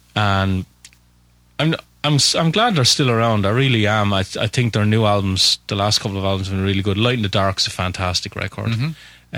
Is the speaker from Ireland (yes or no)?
yes; Waterford, Munster, Ireland; I am from Waterford in Southern Ireland.